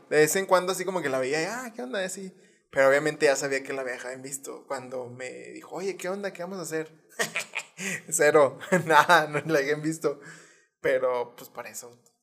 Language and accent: Spanish; Hidalgo del Parral, Chihuahua, Mexico; Parral, de donde yo soy